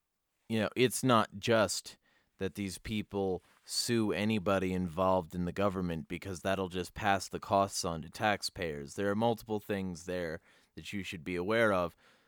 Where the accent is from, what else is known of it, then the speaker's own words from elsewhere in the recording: Michigan, United States; Although we are both from Michigan, James and myself have traveled to many states to promote freedom.